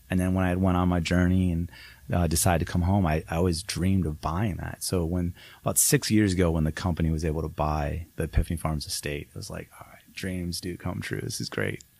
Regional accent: Downs, Illinois, United States; moved away as an adult; also born or lived in Las Vegas; my hometown

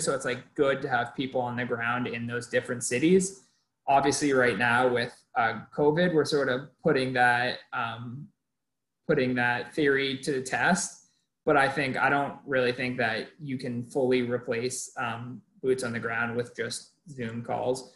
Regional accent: Maine, United States; moved away as an adult; also born or lived in Massachusetts; now in California, United States; I am originally from Maine, came out to Clark

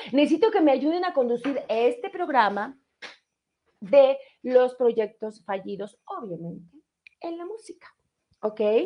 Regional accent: Mexico City, Mexico; ahí nací en Colonia Leyes de Reforma, tercera sección

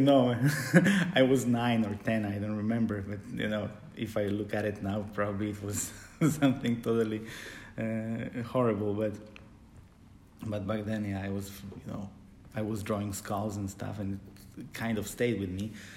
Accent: Poland; moved away as an adult; also born or lived in Supraśl, Poland / Gdańsk, Poland; now in Germany; I come from Poland, uh, but I live in Germany

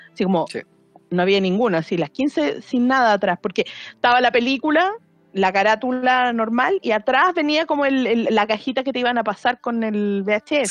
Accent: Maipú, Santiago Metropolitan, Chile; moved away; yo era de Maipú en su momento

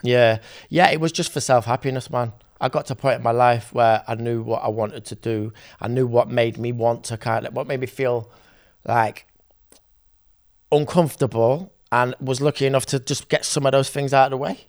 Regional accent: Sheffield, Yorkshire and the Humber, United Kingdom; I'm from Sheffield

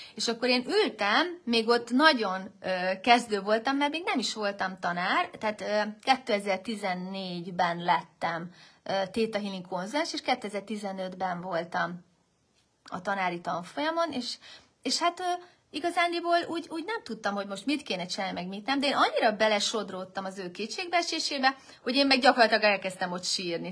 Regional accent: Hungary; én vagyok az egyedüli magyar résztvevő

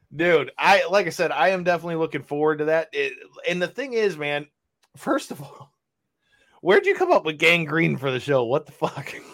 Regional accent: Michigan, United States; we are from Michigan

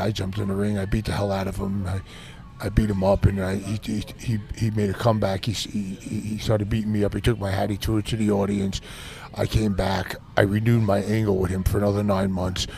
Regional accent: New York City, New York, United States; I grew up in Brooklyn

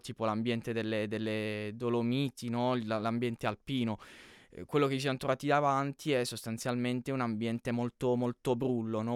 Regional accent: Canosa di Puglia, Apulia, Italy; sono di Canosa di Puglia

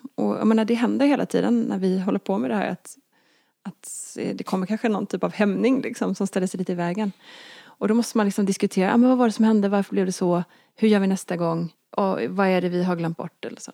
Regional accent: Småland, Sweden; när jag var liten växte jag upp på landet i Småland

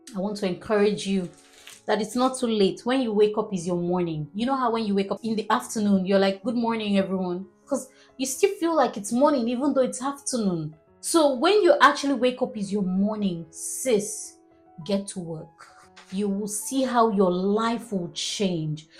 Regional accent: Nigeria; I'm a Nigerian

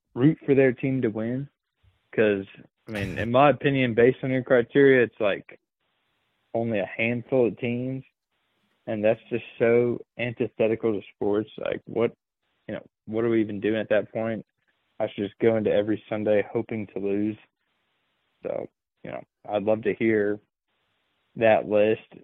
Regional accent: Indiana, United States; growing up in Indiana

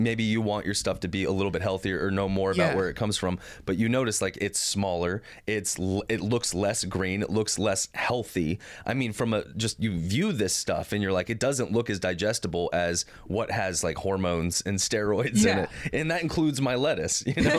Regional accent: Los Angeles, California, United States; now in Oregon City, United States; so my parents live in Oregon City, and when we moved up here from California, we moved to Oregon City.

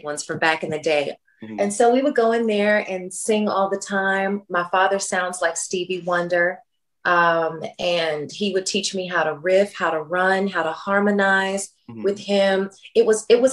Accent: Memphis, Tennessee, United States; I'm from Memphis, Tennessee

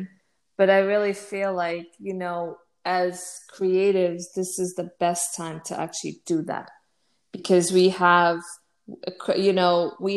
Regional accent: United States; also born or lived in Fogo, Cape Verde; I was raised in the United States

